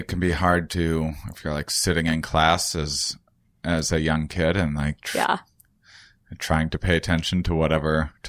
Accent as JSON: {"language": "English", "region": "Wisconsin", "country": "United States", "said": "I'm from Wisconsin. Yeah. I'm from the Midwest."}